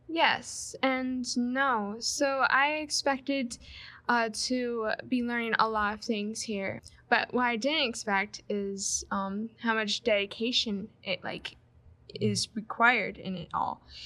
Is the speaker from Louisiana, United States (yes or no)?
no; Michigan, United States; I'm from Michigan, uh, Grand Rapids congregation I attend